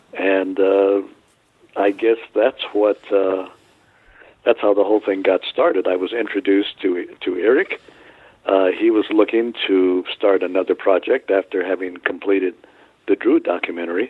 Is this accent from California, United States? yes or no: yes; Santa Barbara, California, United States; my hometown of Santa Barbara